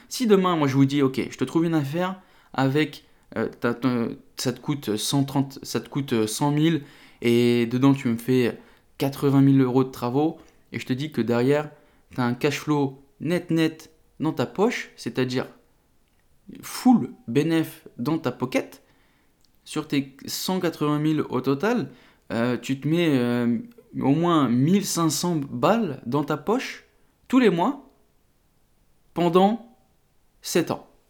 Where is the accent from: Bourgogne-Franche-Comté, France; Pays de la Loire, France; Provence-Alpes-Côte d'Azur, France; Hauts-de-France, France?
Hauts-de-France, France; the Nord; je suis originaire du Nord